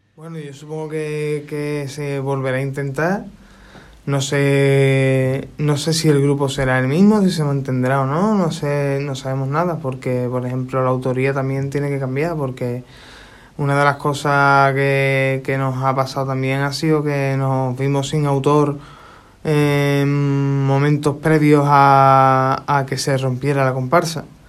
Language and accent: Spanish; Isla Cristina, Andalusia, Spain; yo soy de Isla Cristina